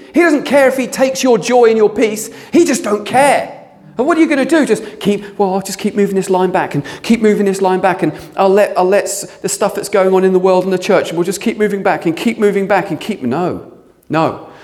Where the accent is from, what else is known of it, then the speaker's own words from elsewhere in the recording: England, United Kingdom; we're very English, aren't we? We're very British